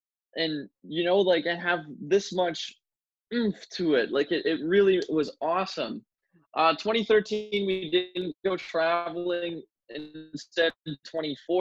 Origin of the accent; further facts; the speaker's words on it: Ottawa, Ontario, Canada; also born or lived in St. John's, Newfoundland; I was born in St. John's, Newfoundland in 1996, moved to Ottawa, Canada in the year 2000 when my dad's job relocated, and I've been here in Ottawa ever since